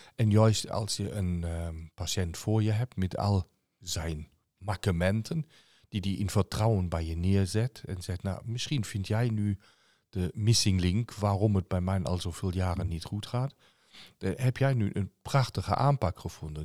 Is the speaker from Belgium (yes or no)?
no; Germany; als Duitser